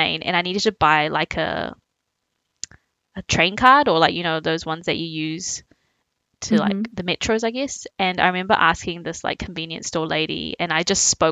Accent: Auckland, New Zealand; also born or lived in Taiwan; I was born in Taiwan and then I moved to New Zealand when I was 4

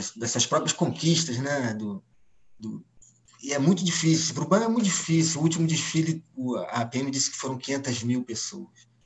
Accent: Rio de Janeiro, Brazil; o Rio Zona Sul, e eu falo por mim, né, pelo lugar que eu ocupava, o lugar onde eu cresci

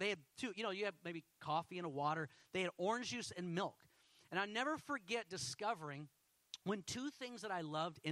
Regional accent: Houston, Texas, United States; I grew up in Houston.

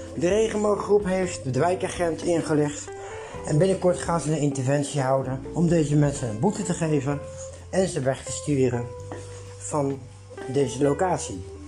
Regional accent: Netherlands; als Nederlander

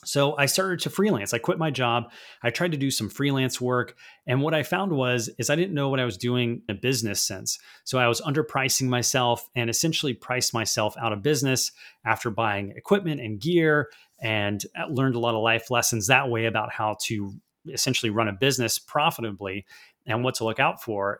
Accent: United States; also born or lived in Vancouver, Canada; as an American trying to go to an international private school

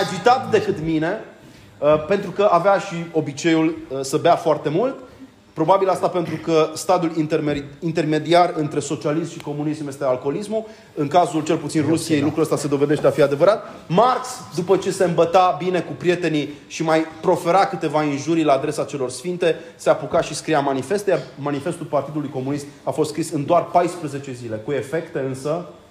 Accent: Romania; ca români

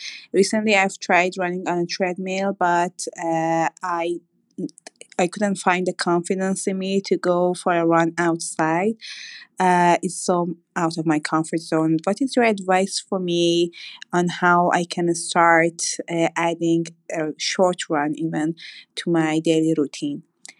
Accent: Iran; now in Dubai, United Arab Emirates; I come from Iran and I live in Dubai.

